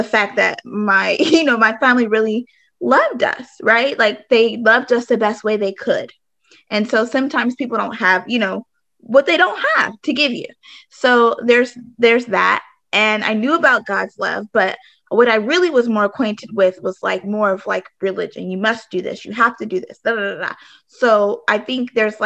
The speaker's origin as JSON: {"language": "English", "region": "California", "country": "United States", "tie": "born or raised there", "also_born_or_lived": "Arizona", "moved": "yes", "said": "I grew up in California, but then I also for some time lived in Arizona."}